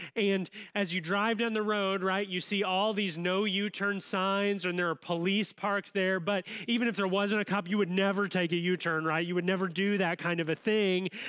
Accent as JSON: {"language": "English", "region": "Southern Illinois", "country": "United States", "tie": "born or raised there", "lives_now": "Champaign-Urbana, United States", "said": "I grew up in Southern Illinois"}